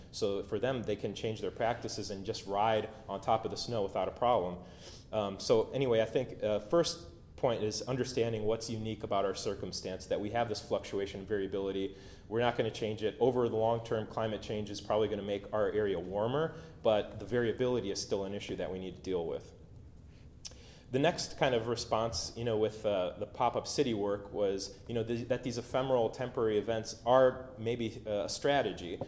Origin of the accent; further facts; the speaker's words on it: Cleveland, Ohio, United States; I grew up in Cleveland